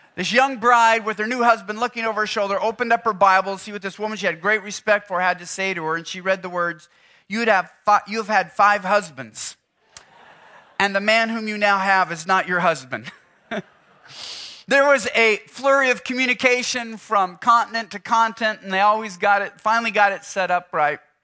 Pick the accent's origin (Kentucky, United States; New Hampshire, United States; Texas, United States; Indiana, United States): Texas, United States; Houston; I'm from Houston